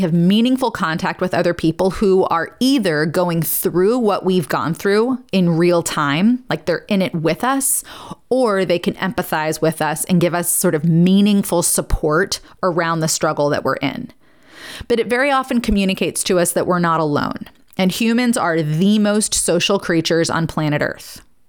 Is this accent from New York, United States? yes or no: yes; New York, United States; now in Nashville, United States; And the posh, you know, I came from New York.